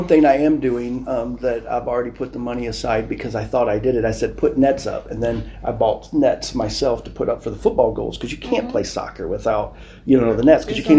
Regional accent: United States; moved away as an adult; now in Nigeria; I'm American.

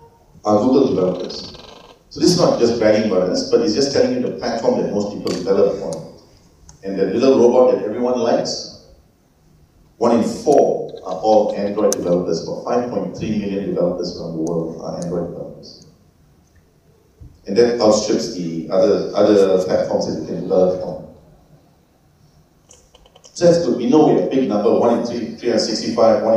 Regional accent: Malaysia; I'm Malaysian

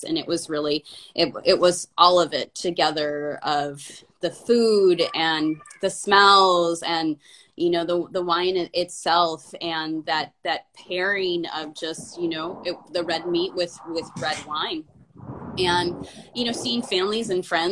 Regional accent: United States; now in Portland, United States; I'm from an American, but I didn't learn Spanish at home

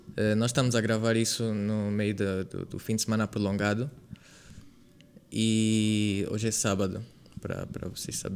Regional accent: Lubango, Huíla, Angola; …. Também nasci, não é também, não é? Porque fui o único que nasci cá em Angola, no Lubango. Uh, também tenho 21 anos. Eu e o Oscar temos apenas diferença de 6 dias. E sempre estive cá, no Lubango, minha vida toda.

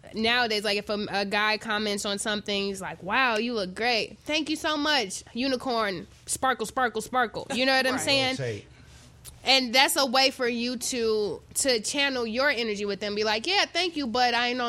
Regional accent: Chicago, Illinois, United States; I'm from Chicago

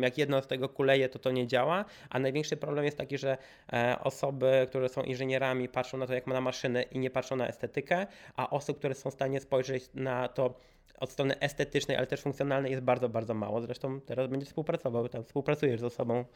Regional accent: Warsaw, Masovian Voivodeship, Poland; wszyscy jesteśmy z Warszawy

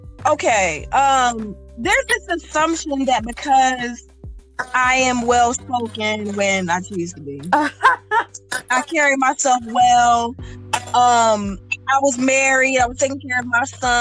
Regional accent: Lancaster, Pennsylvania, United States; born there; also born or lived in Philadelphia / Chicago / Washington / Charlotte; now in Atlanta, United States; I was born in Lancaster, Pennsylvania. Lived in Greater Philadelphia for a few years. Lived in Chicago. Lived in D.C. Lived in Charlotte. Now I live in Greater Atlanta.

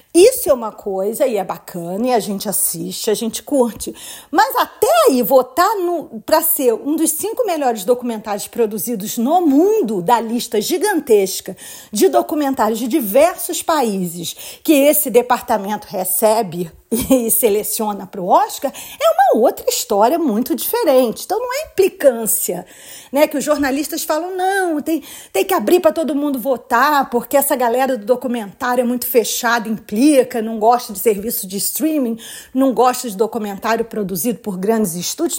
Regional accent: Brazil; now in United States; Eu também vim do Brasil, eu também vim de uma outra cultura

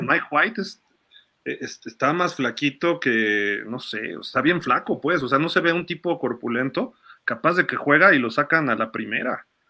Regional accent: Mexico; Siendo mexicano

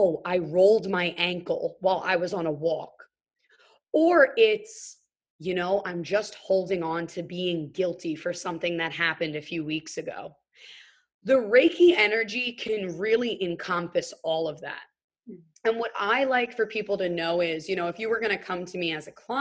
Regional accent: New York City, New York, United States; just your young white chick growing up in New York City

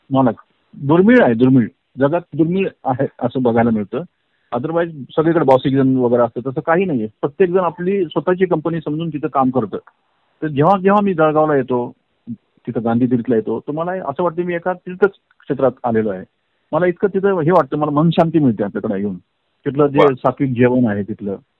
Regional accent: Ardhapur, Maharashtra, India; moved away; also born or lived in Nanded / Hyderabad; माझं बालपण एक खेड्यामध्ये गेलं नांदेडच्या बाजूला एक अर्धापूर म्हणून होतं

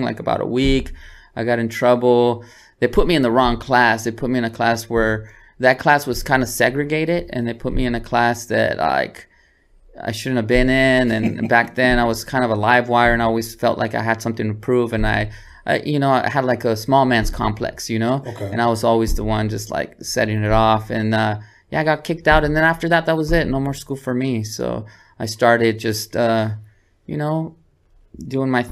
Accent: San Diego, California, United States; moved away as an adult; also born or lived in Cotija, Michoacán, Mexico; now in Los Angeles, United States; In Sherman Heights, Grand Hills Park in San Diego, California

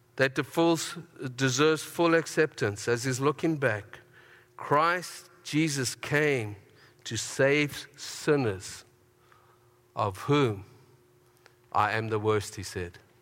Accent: Harare, Zimbabwe; now in Canada; I was born in Zimbabwe

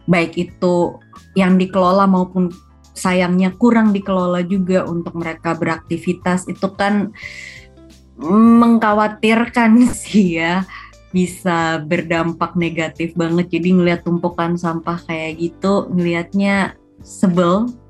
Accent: Indonesia; karena emang um, lahir besar di Indonesia dan setiap berkesempatan keluar negeri pun tetap berasa kangennya sama Indonesia

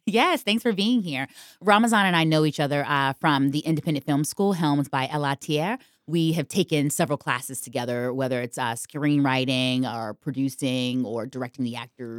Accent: Virginia, United States; now in New York, United States; I'm from Virginia

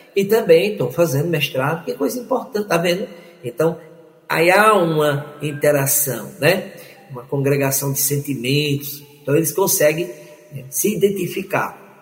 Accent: Aracaju, Sergipe, Brazil; Aracaju, minha terra

